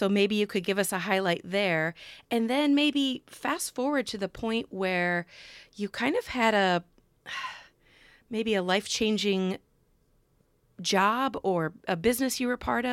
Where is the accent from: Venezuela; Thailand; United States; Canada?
United States; Midwest; I'm a Midwesterner